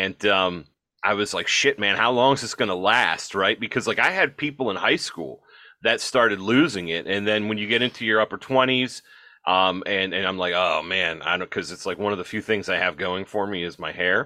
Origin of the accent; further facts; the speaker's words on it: Midwest, United States; I'm a Midwesterner